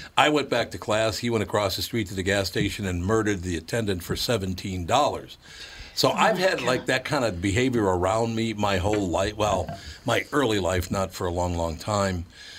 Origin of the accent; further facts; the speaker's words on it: Minnesota, United States; now in Colorado, US?; By the way, I was born and raised in Minnesota, but still, why do you get to live in Colorado and I don't?